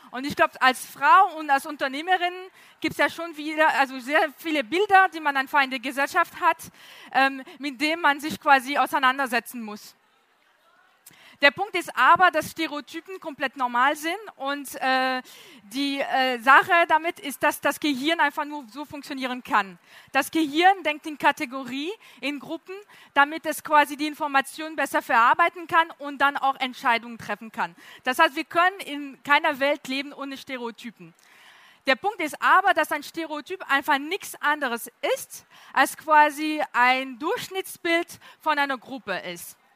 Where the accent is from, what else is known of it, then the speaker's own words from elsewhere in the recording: France; German is a second language; Äh, wie man hören kann, komme ich aus Frankreich, kann man sehr deutlich hören.